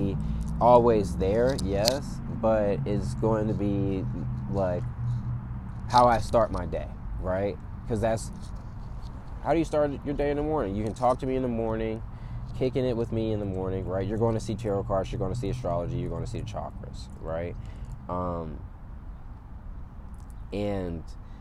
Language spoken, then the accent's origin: English; Atlanta, Georgia, United States; moved away as an adult; also born or lived in California; now in Los Angeles, United States; I'm from Atlanta, Georgia